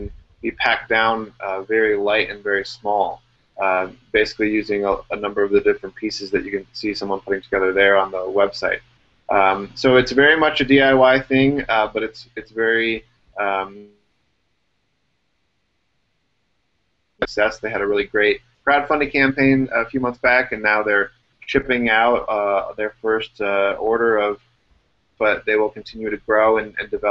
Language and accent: English; Illinois, United States; born or raised there